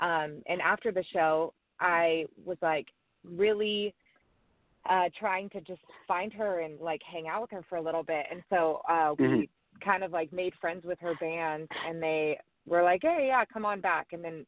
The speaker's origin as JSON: {"language": "English", "town": "Brookings", "region": "Oregon", "country": "United States", "tie": "born or raised there", "also_born_or_lived": "Florida / Nashville, Tennessee", "moved": "as an adult", "said": "I'm actually from Oregon, I'm from a little tiny town on the coast on the border of California called Brookings, Oregon, grew up, born and raised there. I went to college in Oregon also."}